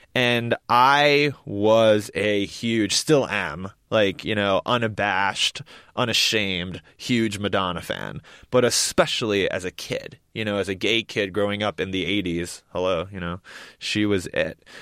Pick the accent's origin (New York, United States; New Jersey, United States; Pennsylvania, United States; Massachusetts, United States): New York, United States; I grew up in New York, and these are my people